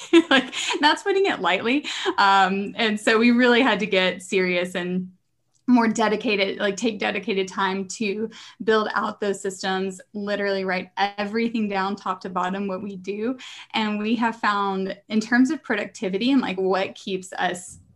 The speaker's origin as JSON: {"language": "English", "region": "Arkansas", "country": "United States", "also_born_or_lived": "Philadelphia", "moved": "yes", "lives_now": "Austin, United States", "said": "I'm originally from Arkansas, and now living"}